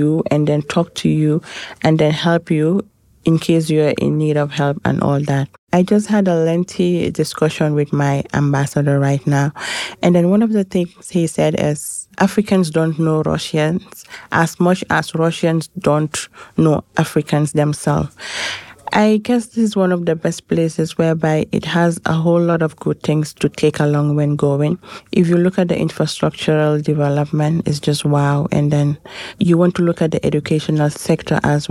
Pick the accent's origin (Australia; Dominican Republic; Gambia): Gambia; from the Gambia